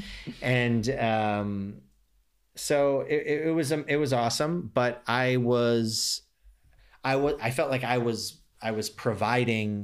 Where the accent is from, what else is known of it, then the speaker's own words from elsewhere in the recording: United States; now in Los Angeles, United States; as an American